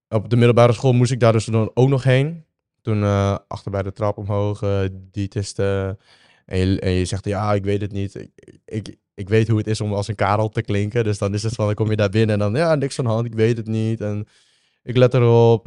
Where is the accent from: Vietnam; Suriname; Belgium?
Vietnam; moved away; Ik ben geboren in Vietnam.